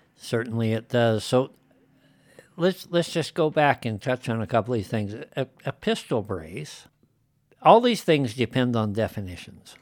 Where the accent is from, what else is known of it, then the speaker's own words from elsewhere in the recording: Wyoming, United States; moved away as an adult; I'm like a fifth generation native and been around these parts